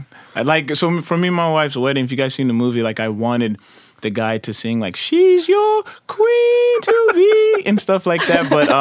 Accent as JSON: {"language": "English", "region": "Arizona", "country": "United States", "tie": "born or raised there", "also_born_or_lived": "Nebraska", "moved": "yes", "said": "It was just hot. It was just very, very, very hot. And then when I left Arizona and went to Nebraska, I got used to the cold."}